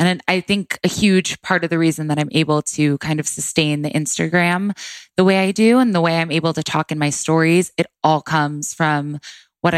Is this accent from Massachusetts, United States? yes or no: no; Orange County, California, United States; now in Los Angeles, United States; I grew up in Orange County, California. I was born in Los Angeles, actually, and which is crazy to say now. I lived here for a few years, and then we moved to Orange County. I lived there my entire life, born and raised